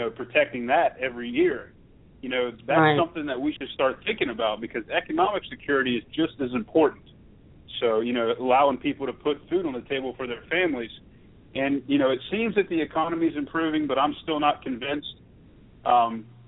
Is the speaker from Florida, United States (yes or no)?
no; Ravenswood, West Virginia, United States; my hometown of Ravenswood, West Virginia